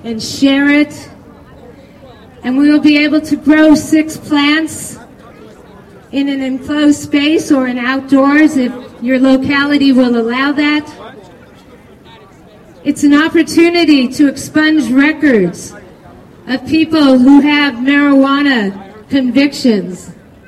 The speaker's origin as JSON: {"language": "English", "region": "California", "country": "United States", "said": "I come from California"}